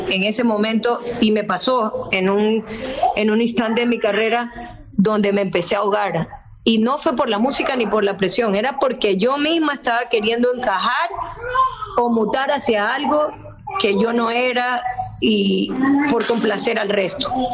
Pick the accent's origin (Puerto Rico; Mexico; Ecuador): Ecuador; Guayaquil, Guayas; yo nací en Guayaquil